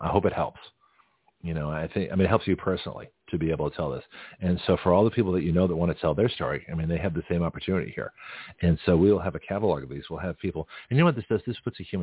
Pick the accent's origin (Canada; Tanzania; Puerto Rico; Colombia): Canada; now in Florida, United States; So I'm from Canada. So all of us are immigrants